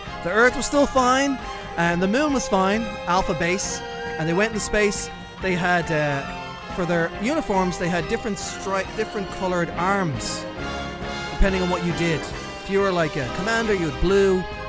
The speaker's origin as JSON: {"language": "English", "country": "Ireland", "tie": "born or raised there", "said": "as a poor boy growing up in Ireland"}